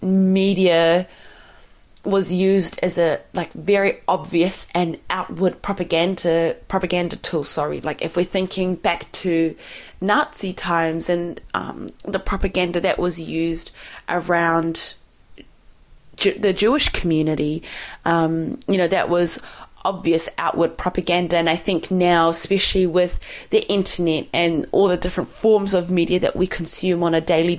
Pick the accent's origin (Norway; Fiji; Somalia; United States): Somalia; I'm from Somali